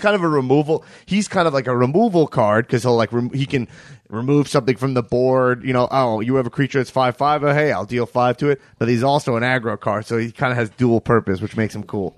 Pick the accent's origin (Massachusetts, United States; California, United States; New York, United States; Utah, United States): New York, United States; Long Island; I grew up in Long Island, New York